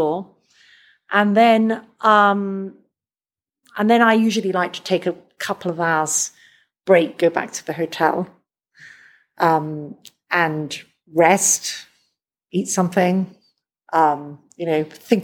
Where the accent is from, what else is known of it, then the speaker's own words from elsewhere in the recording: London, United Kingdom; I'm from London